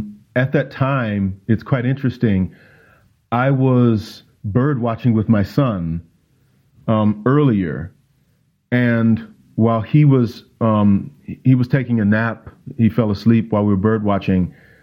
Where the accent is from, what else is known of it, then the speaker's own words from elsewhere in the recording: Minnesota, United States; moved away as an adult; also born or lived in Louisiana; now in St. Gallen, Switzerland; as a Black man, not just as a pastor, but also as a Minnesotan. Though I'm originally from Louisiana, I spent my teens. I went to college or high school, college, seminary in Minnesota. And so I'm answering this as a proud Minnesotan.